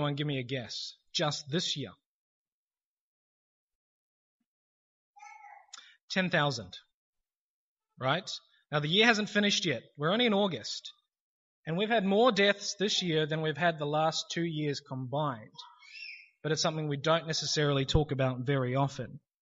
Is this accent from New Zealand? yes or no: yes; New Zealand; now in Australia; I'm originally from New Zealand